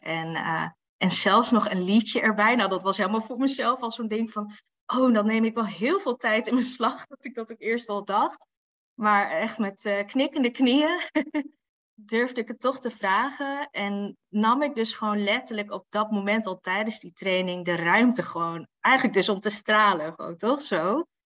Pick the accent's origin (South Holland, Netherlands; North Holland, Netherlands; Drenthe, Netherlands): Drenthe, Netherlands; Assen; ik kom gewoon natuurlijk uit Assen.